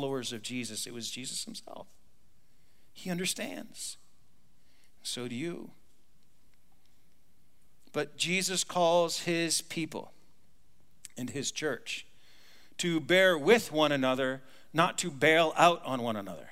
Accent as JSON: {"language": "English", "country": "United States", "said": "I'm an American"}